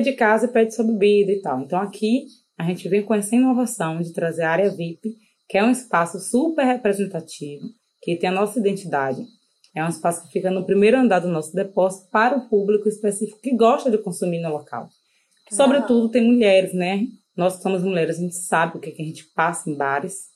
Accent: Salvador, Bahia, Brazil; sou daqui de Salvador, da cidade de Salvador

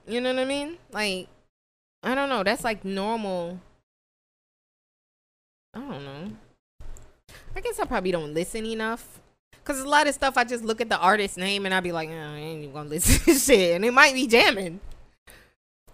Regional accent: Jamaica; Guys, I'm Jamaican.

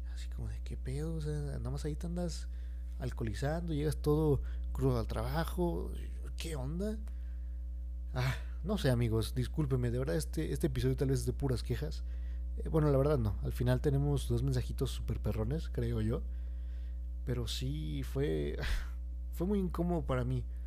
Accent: Mexico; lo que nos han inculcado como mexicanos

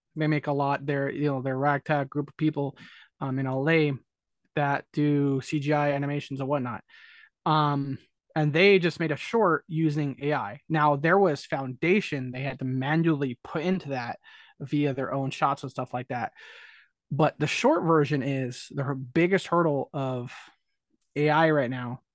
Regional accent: California, United States; I'm born and raised in California

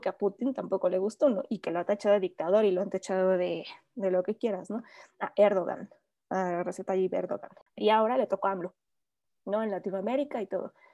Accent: Mexico; a nosotros como mexicanos

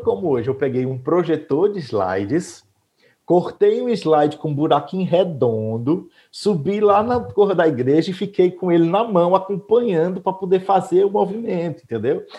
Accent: Mauriti, Ceará, Brazil; now in Aquiraz, Brazil; sou de Mauriti, moro na comunidade Shalom

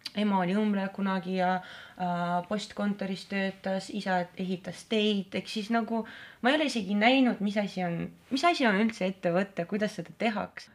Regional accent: Narva, Ida-Viru County, Estonia; Estonian is a second language; moved away as an adult; now in Tallinn, Estonia; ma olen äh, Narvast põhimõtteliselt

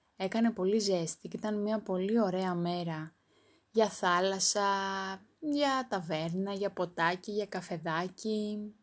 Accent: Greece; Είμαι υπερήφανη που είμαι Ελληνίδα

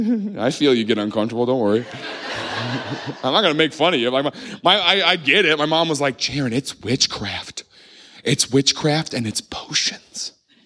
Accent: Southern United States, United States; I grew up in the Bible Belt. We didn't say it, right? We don't do Halloween.

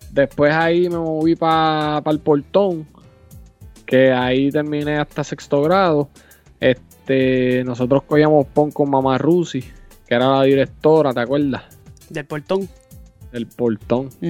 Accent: Aibonito, Puerto Rico; nacimos en el mismo sitio. De, ahí empecé a vivir en los apartamentitos del portón

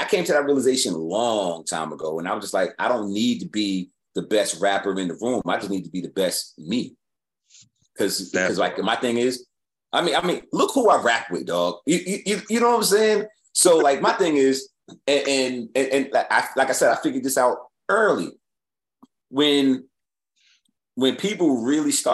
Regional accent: New York City, New York, United States; when I was growing up in New York, I go to your neighborhood and battle you

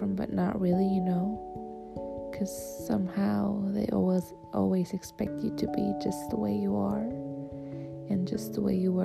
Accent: Switzerland; I'm from Switzerland.

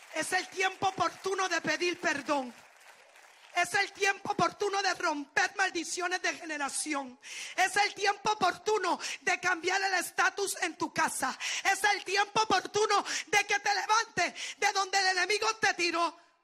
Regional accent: Puerto Rico; yo soy puertorriqueña.

